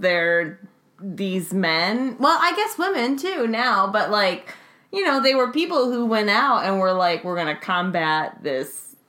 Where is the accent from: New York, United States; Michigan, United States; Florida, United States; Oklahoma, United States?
Michigan, United States; Detroit; I grew up in the, you could say the very affluent suburbs of Detroit. But still, I can say I grew up in Detroit.